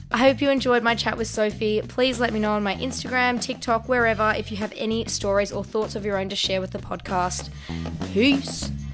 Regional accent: Melbourne, Victoria, Australia; I'm from Melbourne

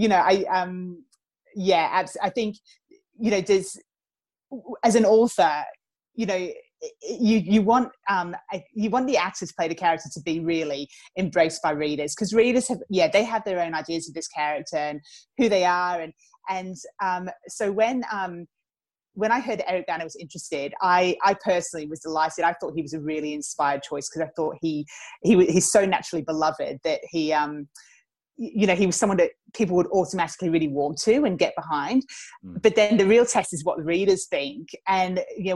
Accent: England, United Kingdom; accent: slight English lilt; moved away as an adult; also born or lived in Geelong, Australia; now in Australia; So I was born in England. Then I lived in Australia for a few years when I was a child. And then I moved back to England with my family for my teenage and university years

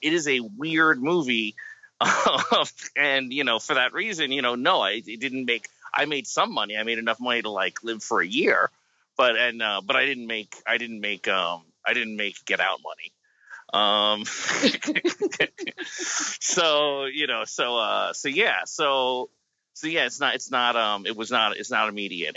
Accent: United States; I'm from America

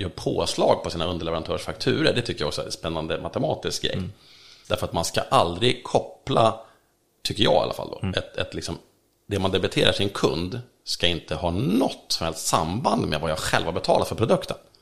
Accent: Sweden; i skärgården där jag kommer ifrån

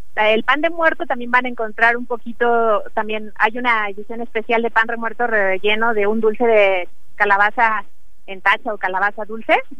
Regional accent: Mexico; para nosotros como mexicanos

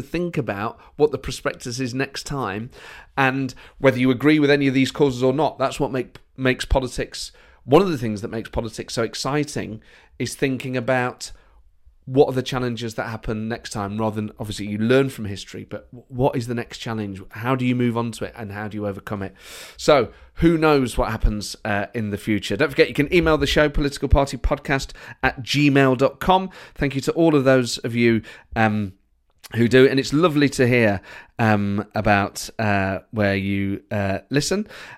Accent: Edinburgh, Scotland, United Kingdom; And yet there's part of me that will always feel like I'm from Edinburgh.

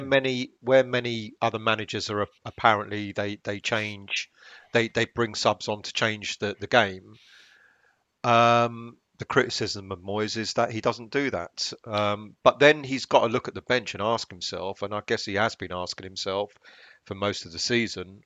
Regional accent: London, United Kingdom; I was born in Islington

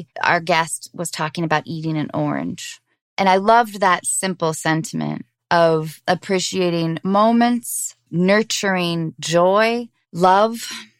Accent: Seattle, Washington, United States; I grew up in Seattle in the 90s

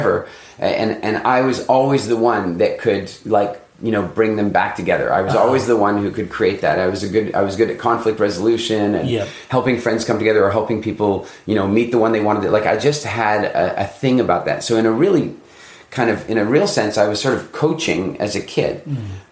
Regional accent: South Africa; I was born in South Africa. My family's been in South Africa.

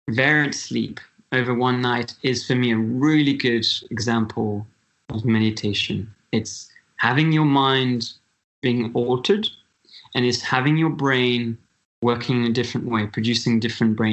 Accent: Switzerland; I'm from Switzerland.

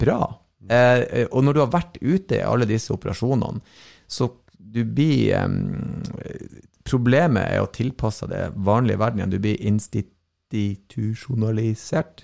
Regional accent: Norway; Jeg er jo norsk

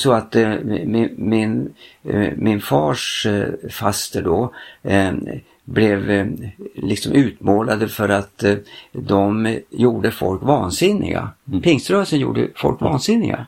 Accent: Frostviken mountains, Jämtland, Sweden; jag är ju same ja. och jag härstammar ifrån Frostrikens fjällen

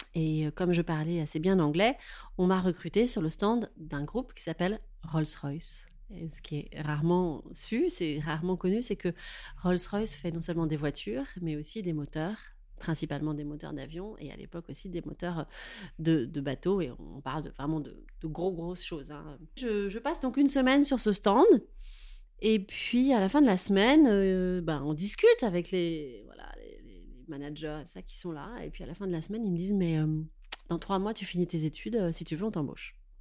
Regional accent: Touraine, Centre-Val de Loire, France; moved away as an adult; also born or lived in Paris region / Tours; now in Paris, France; je suis née en région parisienne, mais j'ai grandi en Touraine.

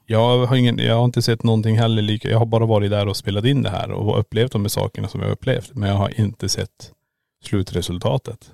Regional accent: Kiruna, Norrbotten County, Sweden; born or raised there; moved away as an adult; now in Borås, Sweden

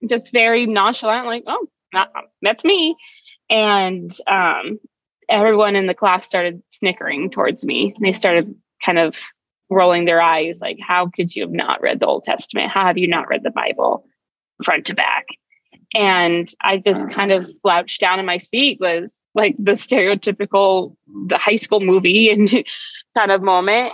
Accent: Arizona, United States; I'm back in my home state of Arizona

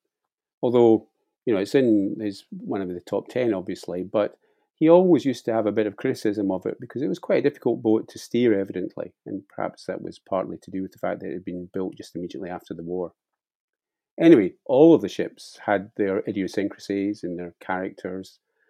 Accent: Glasgow, Scotland, United Kingdom; Well, I was born in Glasgow, as you say

